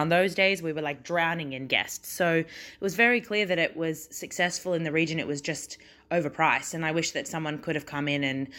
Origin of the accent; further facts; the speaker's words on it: Australia; moved away as an adult; So I came over from Australia to Dubai to work at Bollywood Parks for Dubai Parks and Resorts in 2016.